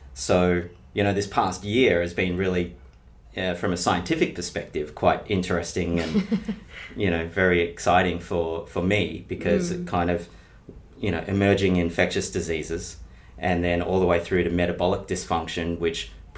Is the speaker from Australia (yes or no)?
yes; Bendigo, Victoria, Australia; I grew up in Bendigo in country Victoria.